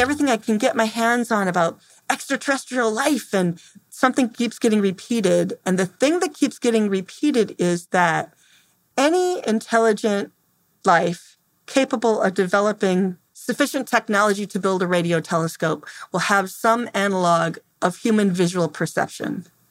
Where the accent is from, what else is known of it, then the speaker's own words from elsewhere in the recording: Temperance, Michigan, United States; I'm from Temperance, Michigan